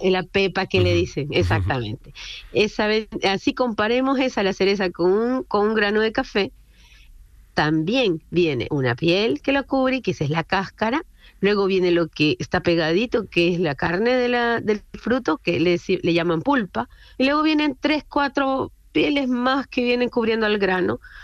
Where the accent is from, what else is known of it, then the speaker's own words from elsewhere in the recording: Honduras; now in Chile; yo soy hondureña, yo soy hondureña y mi socio es chileno. Yo vivo hace mucho tiempo acá en Chile